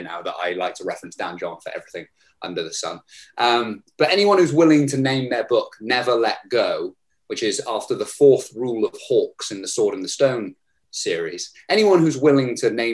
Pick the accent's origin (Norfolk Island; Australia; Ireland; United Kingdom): United Kingdom; Herefordshire, West Midlands; my hometown of Herefordshire